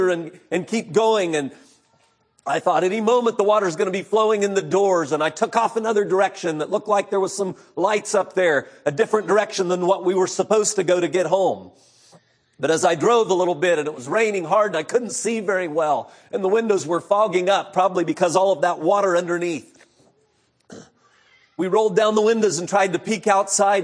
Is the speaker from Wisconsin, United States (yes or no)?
no; Central California, United States; I grew up in Central California.